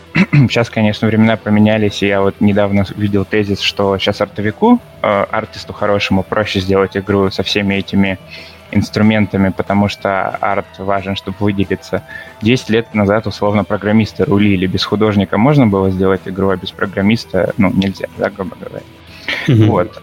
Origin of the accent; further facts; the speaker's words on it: Vladivostok, Primorsky Krai, Russia; also born or lived in Saint Petersburg; сам я из Владивостока.